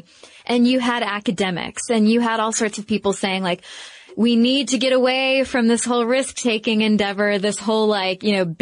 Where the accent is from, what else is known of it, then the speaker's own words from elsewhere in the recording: United States; being an American and watching the recession happen in our country